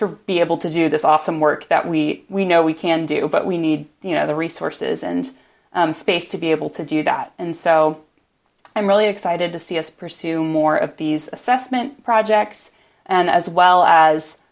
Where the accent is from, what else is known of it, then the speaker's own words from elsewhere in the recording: Edwardsville, Illinois, United States; also born or lived in Atlanta, Georgia / Ohio / Washington, D.C. area; now in Austin, United States; I mostly grew up in Southern Illinois near St. Louis, in a town called Edwardsville